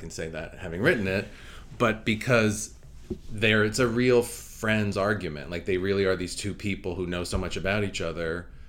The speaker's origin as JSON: {"language": "English", "town": "Cranford", "region": "New Jersey", "country": "United States", "also_born_or_lived": "New York City / Los Angeles", "moved": "yes", "said": "I'm from Cranford, New Jersey, which is exit 137 on the Garden State Parkway. I can see the skyline from the exit ramp, but it's about 40 minutes outside of New York City."}